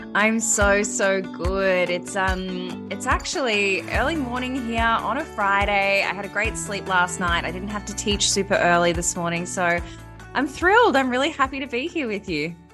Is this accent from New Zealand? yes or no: no; Melbourne, Victoria, Australia; also born or lived in Sydney; I lived in Sydney, but I'm from Melbourne originally